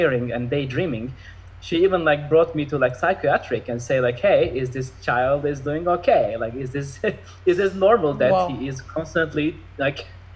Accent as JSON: {"language": "English", "region": "Istanbul", "country": "Turkey", "tie": "born or raised there", "moved": "yes", "lives_now": "Los Angeles, United States", "said": "I was in Istanbul. I'm originally from Turkey, Istanbul"}